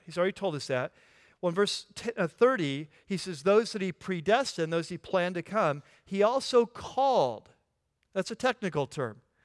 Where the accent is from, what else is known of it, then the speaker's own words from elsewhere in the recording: California, United States; I'm from California